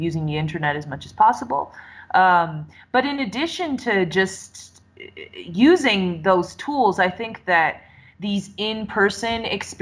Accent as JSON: {"language": "English", "area": "San Francisco Bay Area", "region": "California", "country": "United States", "tie": "born or raised there", "said": "I'm in my hometown, you know, and I'm riding the BART"}